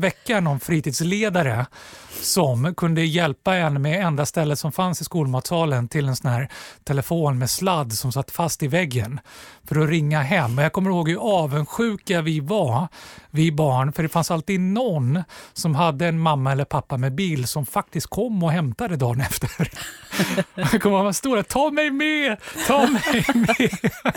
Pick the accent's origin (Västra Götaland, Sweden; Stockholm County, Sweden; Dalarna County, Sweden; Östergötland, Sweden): Stockholm County, Sweden; Stockholm; Jag är uppvuxen på Gösta Ekmans väg eh, ute i Axelsberg